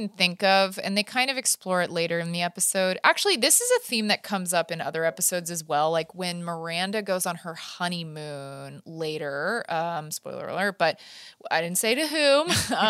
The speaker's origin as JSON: {"language": "English", "town": "Manhattan", "region": "New York", "country": "United States", "said": "You know, I'm from Manhattan. I don't know about cows."}